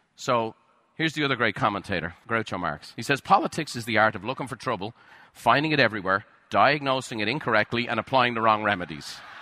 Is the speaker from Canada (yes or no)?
no; Ireland; moved away; I grew up in Ireland